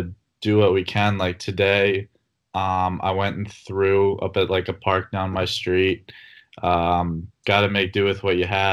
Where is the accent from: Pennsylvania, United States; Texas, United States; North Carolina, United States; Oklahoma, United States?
Pennsylvania, United States; Philadelphia; I'm from Philadelphia